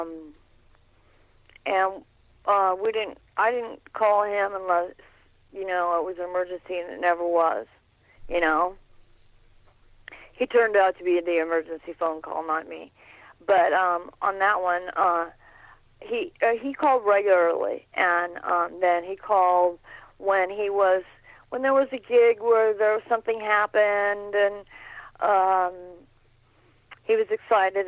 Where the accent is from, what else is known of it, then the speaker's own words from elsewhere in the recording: San Francisco, California, United States; also born or lived in Oakland; I was born in San Francisco